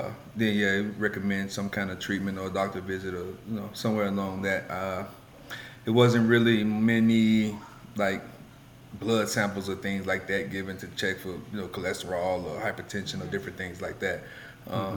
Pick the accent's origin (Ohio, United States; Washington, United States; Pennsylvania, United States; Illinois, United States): Illinois, United States; Chicago; Me growing up from the south side of Chicago, very humble, limited means.